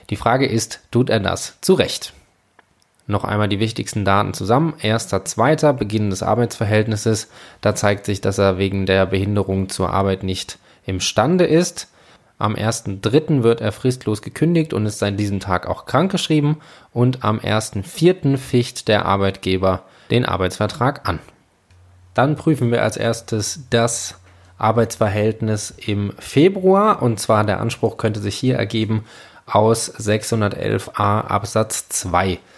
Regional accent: Northern Germany, Germany; now in Frankfurt, Germany; habe ich mich entschlossen, für September meine wunderschöne Stadt Frankfurt zu verlassen und in meine Heimat nach Norddeutschland zu gehen

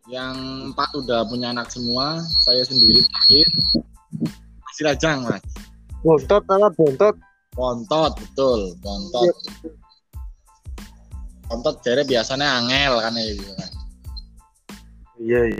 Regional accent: Karangnanas, Central Java, Indonesia; saya dari Karangnanas, RT 4 RW 4, depan Puri dua Karangnanas.

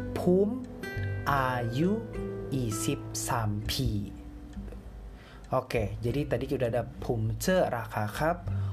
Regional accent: Indonesia; gua kan Indonesia

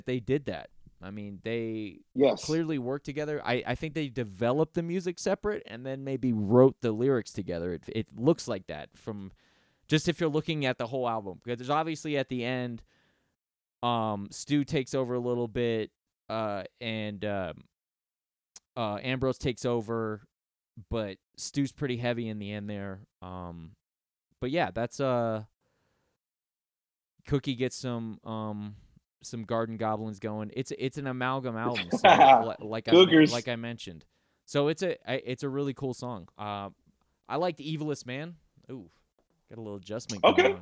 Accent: United States; I'm an American

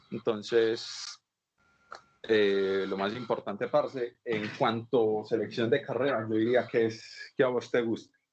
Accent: Antioquia, Colombia; cuando yo llegué de primera sola de Antioquia, yo no sabía yo

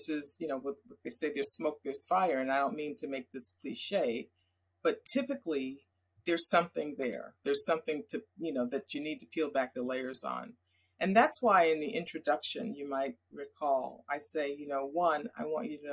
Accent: New York area, United States; I grew up in the New York area

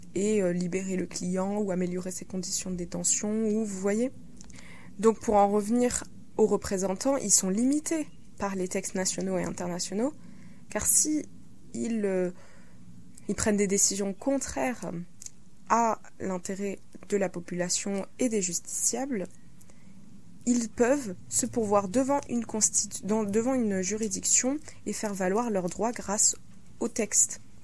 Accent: France; Chez nous, en France

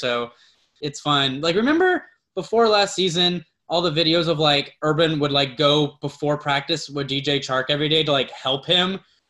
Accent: Jacksonville, Florida, United States; I'm from Jacksonville.

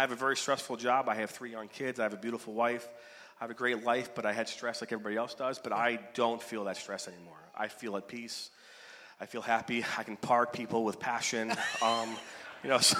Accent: Oak, Michigan, United States; was born in Oak, Michigan

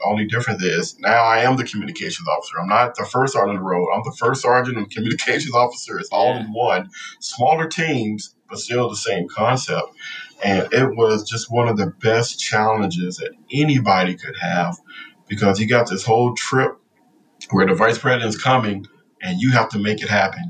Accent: Compton, California, United States; moved away as an adult; growing up in Compton

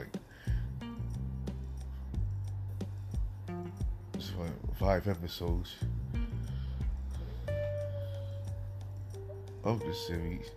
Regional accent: the South, United States; I'm from the South

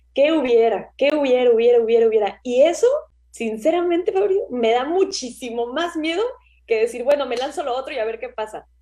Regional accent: Mexico; moved away as an adult; also born or lived in Australia; yo me fui de México

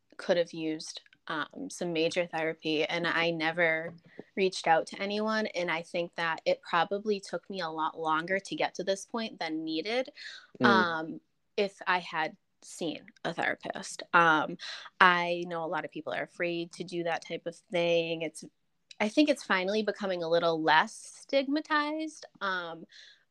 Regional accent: Canada; I'm Canadian

